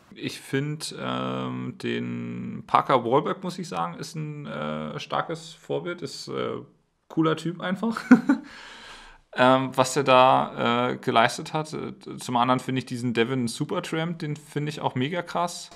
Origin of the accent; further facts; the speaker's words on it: Berlin, Germany; moved away; ich komme ja aus Berlin und habe schon an, an vielen, also an einigen Orten Deutschlands gelebt